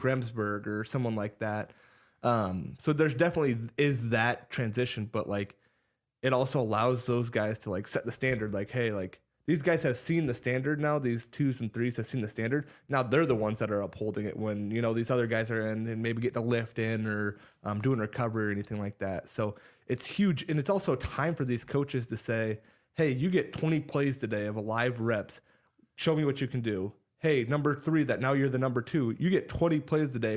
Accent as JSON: {"language": "English", "town": "Ames", "region": "Iowa", "country": "United States", "tie": "born or raised there", "said": "growing up in Ames, diehard Cyclone"}